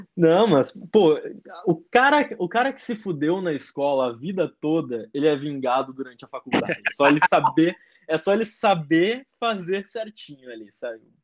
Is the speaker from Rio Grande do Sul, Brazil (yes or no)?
yes; Rio Grande do Sul, Brazil; moved away as an adult; now in São Paulo, Brazil; cresci no Rio Grande do Sul